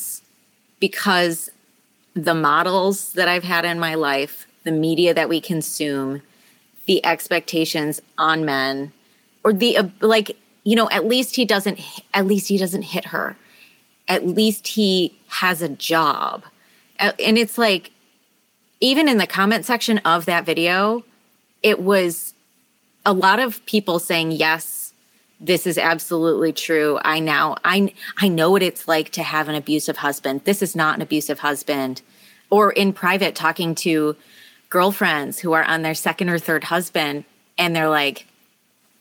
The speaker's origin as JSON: {"language": "English", "region": "Midwest", "country": "United States", "said": "I'm just from the Midwest"}